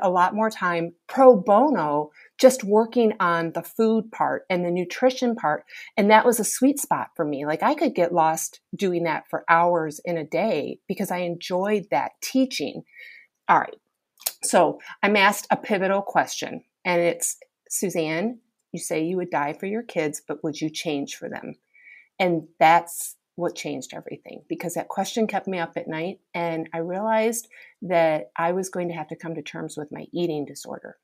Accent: Michigan, United States; I'm this girl that's born and raised in Michigan

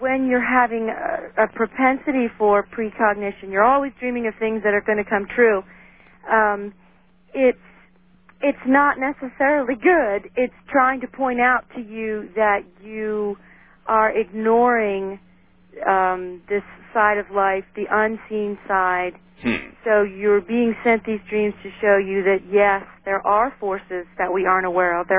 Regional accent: United States; my people came over, like, in World War I, so I'm an American as the next guy

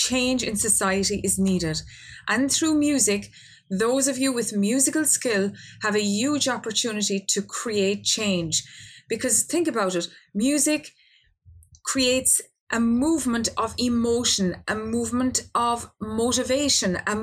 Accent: Ireland; my home country of Ireland

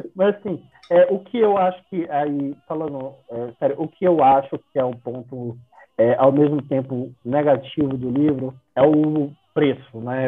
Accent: Brazil; nossa enquanto brasileiros

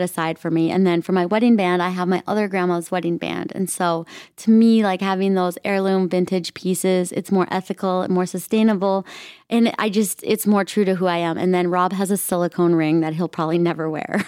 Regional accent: Minnesota, United States; I grew up in Minnesota, very traditional Midwest.

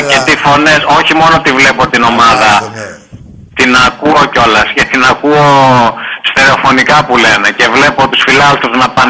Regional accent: Piraeus, Attica, Greece; είμαι στα 43 μου και μεγάλωσα σε εκείνη την περιοχή

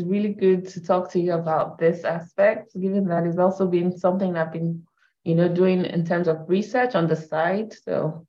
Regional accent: Canada; So I'm Canadian, I have that background.

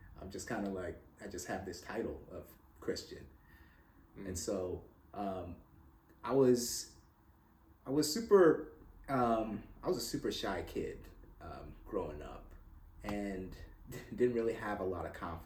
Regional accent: Hamilton, Ontario, Canada; now in Roswell, United States; I was born in Hamilton, Ontario, Canada. Good old Canada

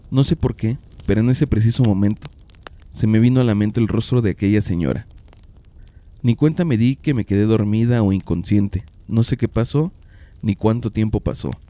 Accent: Mexico City, Mexico; now in Oaxaca, Mexico; Yo soy originaria de la Ciudad de México. Tengo 21 años viviendo en un pueblo pequeño, cerca de la capital de Oaxaca.

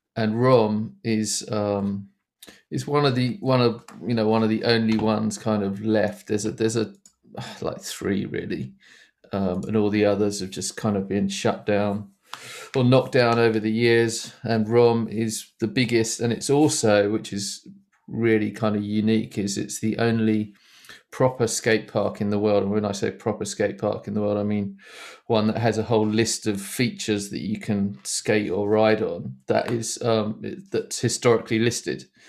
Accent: Essex, East of England, United Kingdom; I grew up in Essex, which is, um, It just kinda east of London.

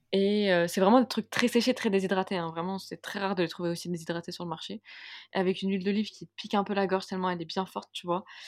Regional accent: Algeria; je suis algérienne

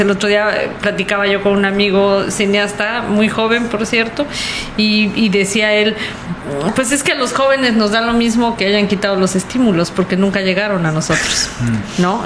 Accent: Mexico

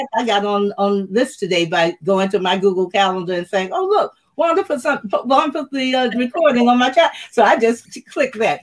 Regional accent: Macon, Georgia, United States; I was from Macon, Georgia.

